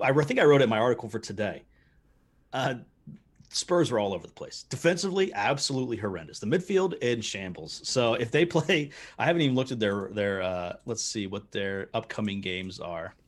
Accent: United States

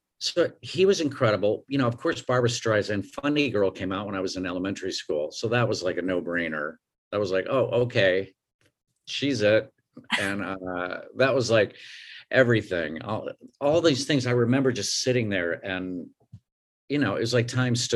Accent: Tulsa, Oklahoma, United States; also born or lived in Elmhurst, Illinois; I was born in Illinois in Elmhurst. And then my mom got divorced and we moved to Oklahoma. My stepdad got transferred to Oklahoma City and then finally to Tulsa, which is what I kind of consider my hometown. I was there from 4th grade on.

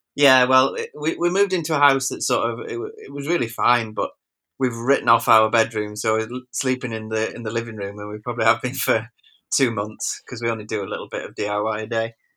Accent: Wigan, North West England, United Kingdom; now in Macclesfield, United Kingdom; I'm from Wigan, but we live here

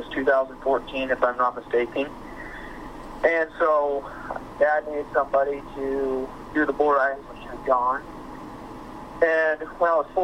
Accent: Sidney, Iowa, United States; I'm from Sydney, Iowa

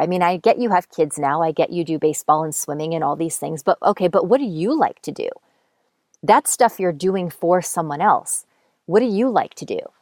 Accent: Montoursville, Pennsylvania, United States; moved away; "Montoursville," which is where I grew up. That's my hometown.

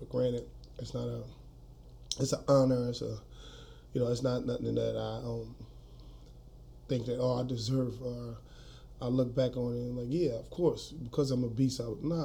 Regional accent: New Orleans, Louisiana, United States; moved away as an adult; now in Colorado, United States; I grew up in New Orleans, Louisiana, uptown, Third Ward, Melfamine Projects. I was born in New Orleans in 1981, Charity Hospital.

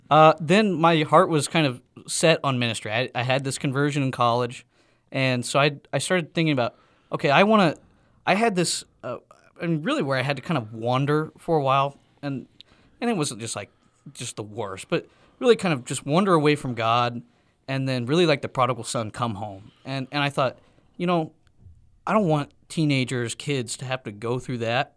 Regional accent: Elk City, Oklahoma, United States; back in Elk City, in my hometown

